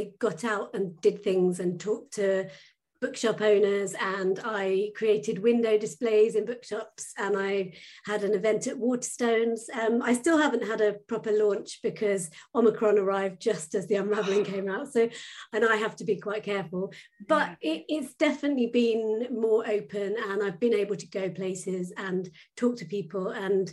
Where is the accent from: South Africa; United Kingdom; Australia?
United Kingdom; Suffolk coast, East of England; now in Norfolk, United Kingdom; I was brought up on the Suffolk coast and I live in the countryside in Norfolk now